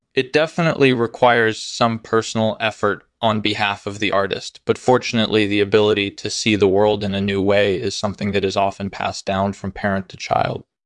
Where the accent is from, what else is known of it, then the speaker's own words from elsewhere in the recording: New York City, New York, United States; I was born and raised in Brooklyn